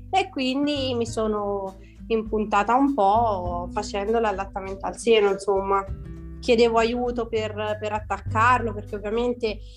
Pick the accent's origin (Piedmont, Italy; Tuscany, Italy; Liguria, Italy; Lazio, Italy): Tuscany, Italy; eh, vengo dalla Toscana ho 28 anni e 4 figli.